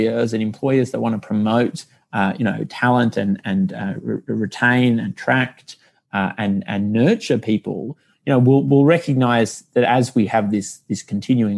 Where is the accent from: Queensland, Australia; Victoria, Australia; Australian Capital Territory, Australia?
Australian Capital Territory, Australia; Canberra; moved away; I'm from Canberra originally.